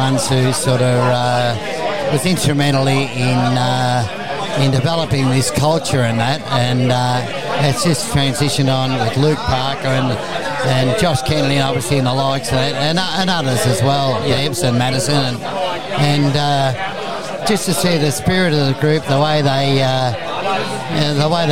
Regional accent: Melbourne, Victoria, Australia; as a kid growing up in Port and South Melbourne

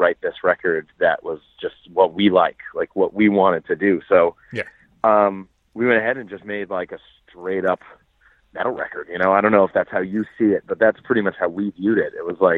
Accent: Boston, Massachusetts, United States; Yeah, I'm from Boston.

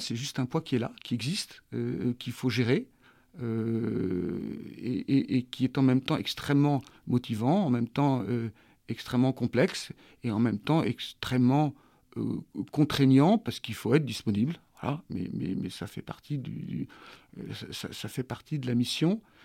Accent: Pauillac, Nouvelle-Aquitaine, France; j'ai vécu toute mon enfance à, Mouton, enfin une grosse partie de mon enfance à Mouton

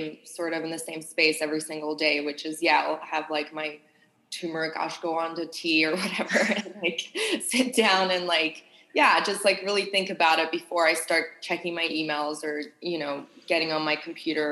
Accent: Sydney, New South Wales, Australia; moved away; I grew up in Australia and Sydney.

